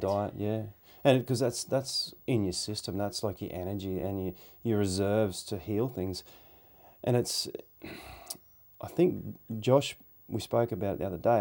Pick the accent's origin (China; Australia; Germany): Australia; we're Australian